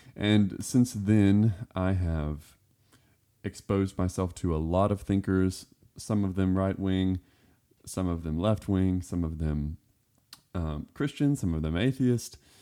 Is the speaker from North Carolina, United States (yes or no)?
no; Florida Panhandle, United States; also born or lived in Westmoreland, Tennessee; now in Cleveland, Tennessee, United States; I grew up in the woods, um, I was born in Florida, and we lived in the very northwestern corner of Florida in the Panhandle